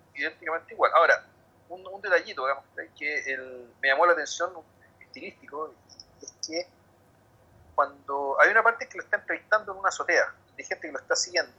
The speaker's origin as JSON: {"language": "Spanish", "town": "Santiago", "region": "Santiago Metropolitan Region", "country": "Chile", "said": "yo soy de Santiago"}